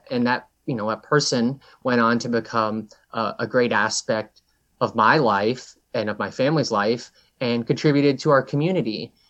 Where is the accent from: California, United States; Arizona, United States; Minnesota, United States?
Minnesota, United States; Brainerd; So I think in towns like my hometown, they ignore the economic considerations that, you know, a struggling single mother in a city would deal with who may become homeless. That isn't clear to someone in Brainerd.